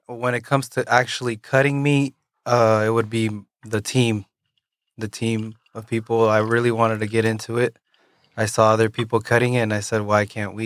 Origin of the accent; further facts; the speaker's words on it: Yakima, Washington, United States; also born or lived in Kennewick, Washington; up until I was thirteen years old, I lived in Yakima, Washington